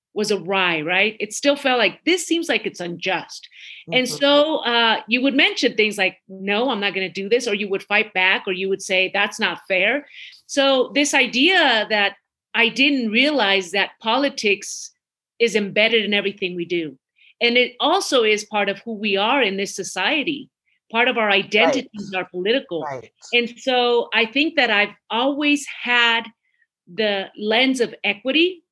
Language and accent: English; Midway City, California, United States; English is a second language; also born or lived in Mexico City, Mexico / Orange, California; we came here in 1978, and I lived in Midway City. I don't think a lot of people know Midway City, but that's where I grew up, right, in Orange County